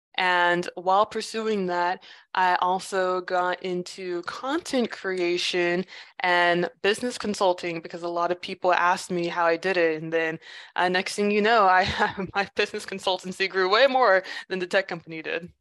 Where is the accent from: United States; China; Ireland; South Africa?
United States; Los Angeles, California; moved away as an adult; now in Seoul, South Korea; I'm from Los Angeles